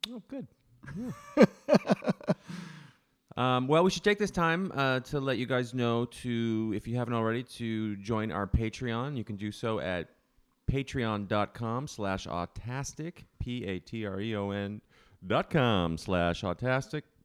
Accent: Canada; now in United States; I'm from Canada

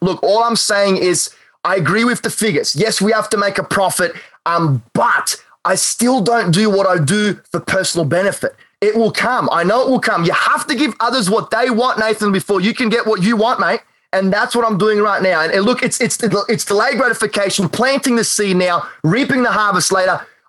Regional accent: North Carolina, United States; I'm actually not. I'm from North Carolina.

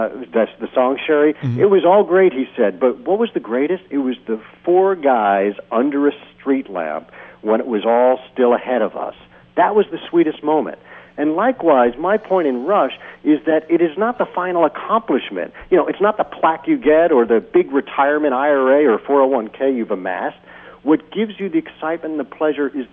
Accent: Jersey Shore, New Jersey, United States; also born or lived in Washington, D.C.; now in San Diego, United States; I grew up on the Jersey Shore

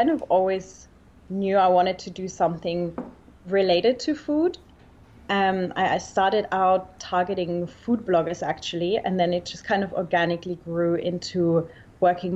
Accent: Germany; accent: Australia or New Zealand; moved away as an adult; also born or lived in Australia / New York; So I actually grew up in Germany, but I moved to Australia when I was 19. I went to school in Australia, so that's where that's coming from. I lived there for 6 years.

